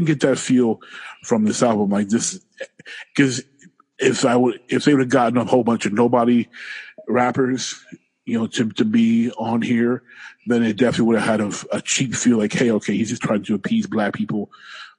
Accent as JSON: {"language": "English", "town": "Detroit", "region": "Michigan", "country": "United States", "said": "I'm from Detroit."}